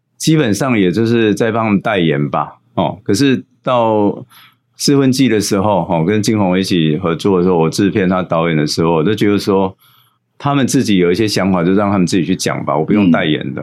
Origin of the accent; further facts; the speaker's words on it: Changhua County, Taiwan; also born or lived in Taipei; now in Minxiong, Taiwan; 我是在彰化出生了哈，然后后来在台北工作二十年